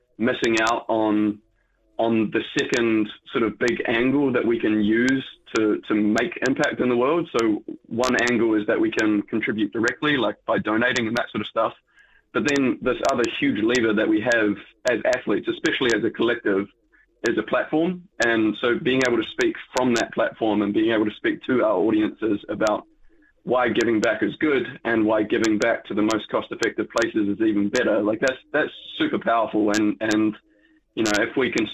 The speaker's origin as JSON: {"language": "English", "country": "New Zealand", "said": "Being a Kiwi, I am impacted by the tall poppy syndrome."}